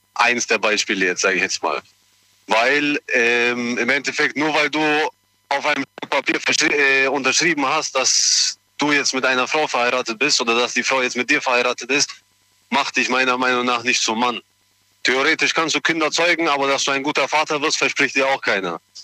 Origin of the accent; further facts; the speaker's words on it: Germany; Ich bin hier in Deutschland geboren und aufgewachsen.